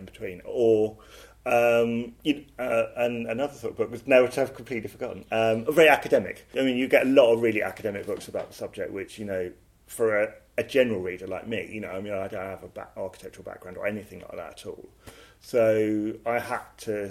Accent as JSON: {"language": "English", "town": "Croydon", "region": "London", "country": "United Kingdom", "also_born_or_lived": "Elephant and Castle, London", "said": "So I'm from Croydon, from a housing estate outside Croydon, New Addington"}